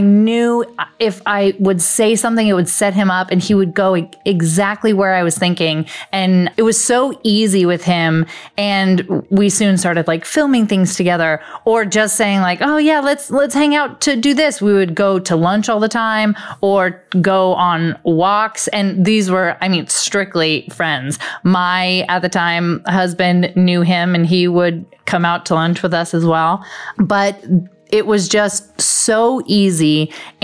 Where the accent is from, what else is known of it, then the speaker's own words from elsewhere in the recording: Las Vegas, Nevada, United States; now in Los Angeles, United States; born and raised in Vegas